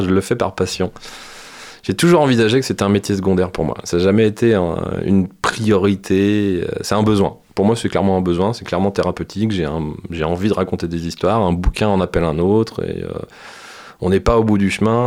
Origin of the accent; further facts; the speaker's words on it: France; chez nous en France